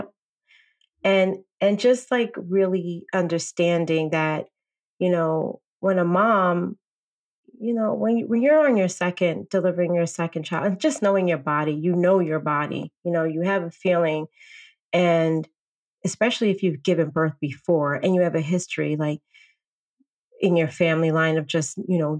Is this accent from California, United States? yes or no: no; Bronx, New York, United States; now in Orange County, United States; I'm a transplant from the Bronx to Orange County.